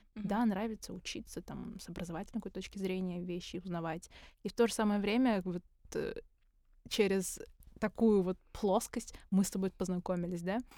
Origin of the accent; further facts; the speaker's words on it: Karaganda, Karaganda Region, Kazakhstan; мы из Караганды обе